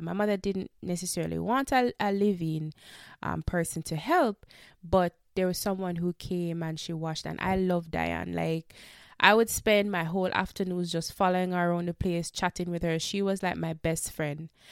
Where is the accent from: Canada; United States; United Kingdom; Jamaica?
Jamaica; we are Jamaican